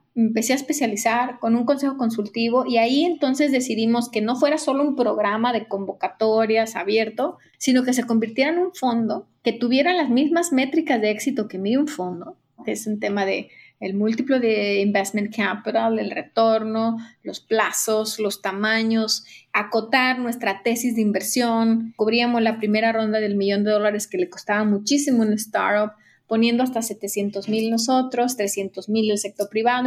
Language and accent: Spanish; Guadalajara, Jalisco, Mexico; moved away as an adult; now in Mexico City, Mexico; yo soy originaria de Jalisco